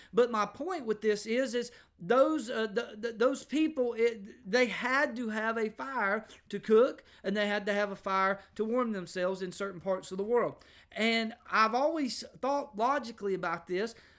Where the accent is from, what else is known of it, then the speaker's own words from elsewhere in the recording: United States; I grew up in America